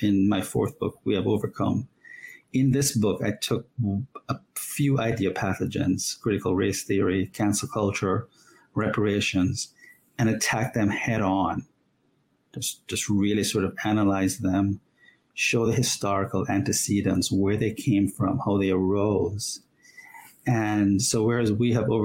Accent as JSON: {"language": "English", "country": "Jamaica", "tie": "born or raised there", "moved": "as an adult", "lives_now": "United States", "said": "I'm a legal immigrant, came from Jamaica at the age of 20, and then subsequently became an American citizen about 20 years ago, and fell in love with this great country as a child growing up in Jamaica"}